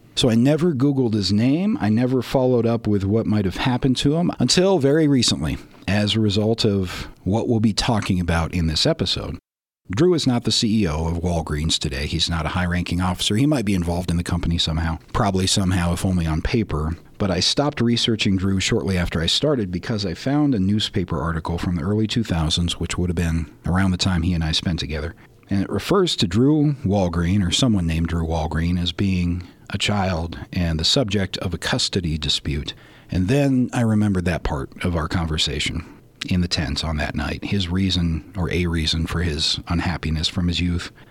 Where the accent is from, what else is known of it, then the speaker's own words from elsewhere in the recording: Colorado, United States; I was also from Colorado, and the camp is only an hour's drive from where I grew up